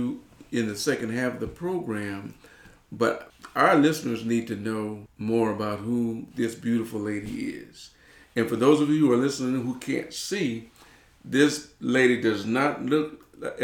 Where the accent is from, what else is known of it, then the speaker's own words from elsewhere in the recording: Detroit, Michigan, United States; moved away; I was a city boy. I grew up in Detroit, Michigan